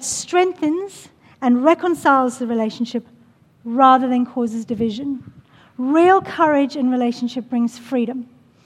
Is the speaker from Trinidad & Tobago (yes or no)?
no; Australia; we are Australian.